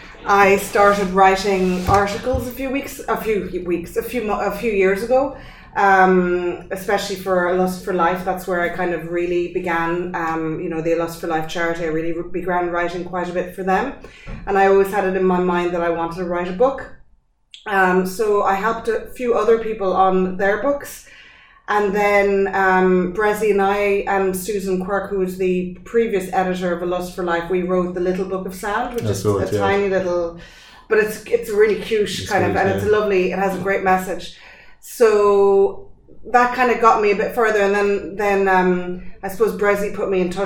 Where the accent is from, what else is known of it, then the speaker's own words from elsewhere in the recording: France; born there; so I was born in France.